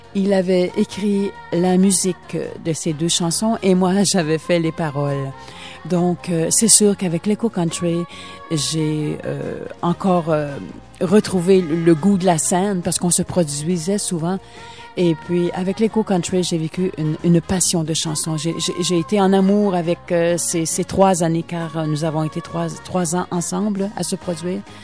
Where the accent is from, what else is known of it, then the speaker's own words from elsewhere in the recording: Matagami, Quebec, Canada; also born or lived in Amos, Quebec; now in Florida, United States; Ma ville natale, c'est la ville de Amos. Sauf que j'ai grandi à Matagami.